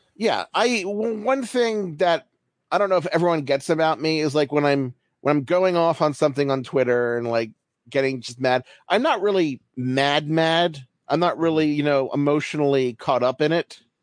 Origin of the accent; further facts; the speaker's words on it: Baltimore, Maryland, United States; I'm from Baltimore, so I grew up an Orioles fan